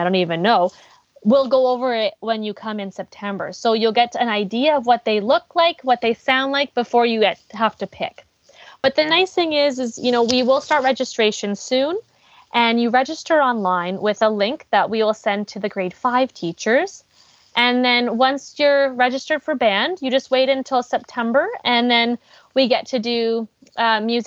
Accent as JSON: {"language": "English", "town": "Abbotsford", "region": "British Columbia", "country": "Canada", "tie": "born or raised there", "said": "I was born and raised in Abbotsford"}